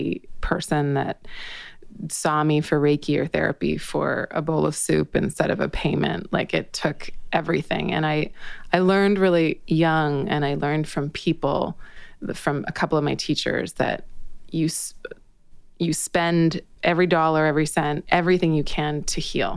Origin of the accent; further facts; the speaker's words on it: British Columbia, Canada; moved away; also born or lived in Toronto; I grew up in British Columbia.